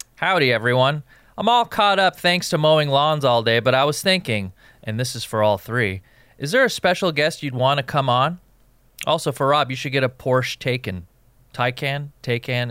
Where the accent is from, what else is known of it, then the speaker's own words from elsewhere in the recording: West Coast, United States; I grew up on the West Coast